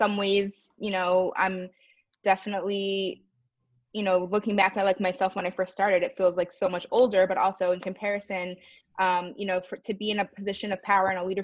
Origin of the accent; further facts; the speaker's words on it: Maryland, United States; I grew up biracial in the suburbs of Maryland